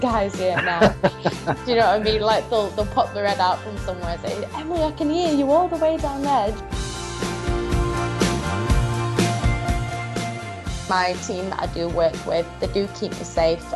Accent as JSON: {"language": "English", "town": "Doncaster", "region": "Yorkshire and the Humber", "country": "United Kingdom", "tie": "born or raised there", "said": "I grew up in Doncaster, in a small village called Edlington."}